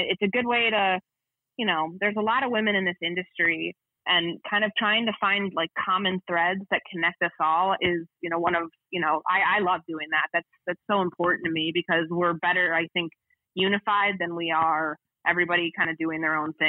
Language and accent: English; Midwest, United States; But you know, I grew up in the Midwest. I'm used to the snow and the ice and the cold